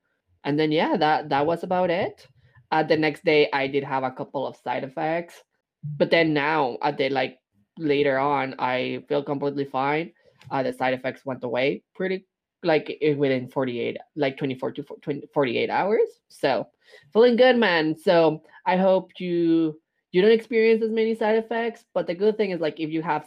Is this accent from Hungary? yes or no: no; Mexico; moved away; growing up in Mexico